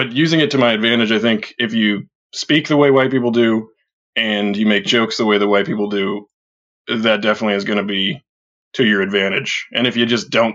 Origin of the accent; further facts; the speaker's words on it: Edwardsville, Illinois, United States; growing up in Edwardsville, or Madison County in general